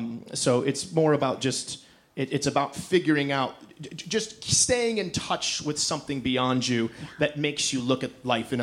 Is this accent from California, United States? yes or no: no; Detroit, Michigan, United States; I grew up in Detroit, and I went to school in a relatively rough neighborhood called Detroit.